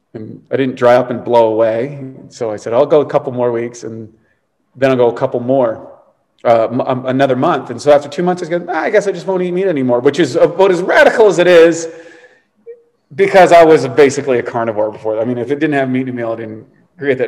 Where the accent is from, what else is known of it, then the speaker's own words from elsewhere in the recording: East Coast of Canada, Canada; I was a Canadian kid growing up on the East Coast in a very rural place.